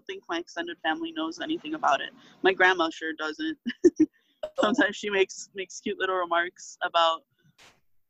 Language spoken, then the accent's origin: English; Miami, Florida, United States; growing up in Miami